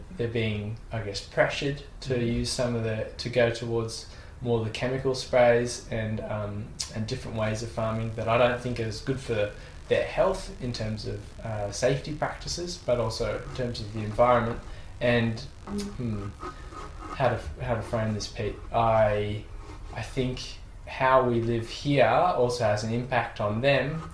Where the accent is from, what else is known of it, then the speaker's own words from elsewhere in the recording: Australia; we're also Australian